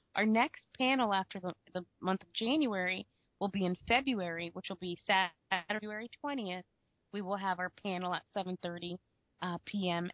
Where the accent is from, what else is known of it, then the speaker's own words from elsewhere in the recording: United States; I was born in the U.S., but I do I am of Haitian descent.